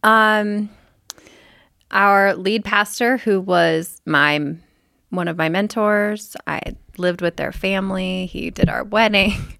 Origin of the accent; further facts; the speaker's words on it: Kansas, United States; moved away; also born or lived in Oklahoma; I grew up in Kansas